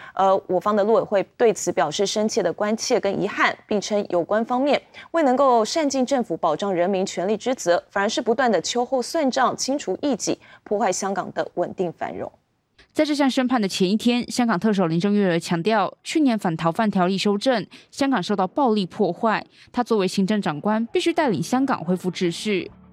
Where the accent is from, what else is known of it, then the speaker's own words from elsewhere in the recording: Taiwan; 我曾经有一段时间觉得我是中国人也是台湾人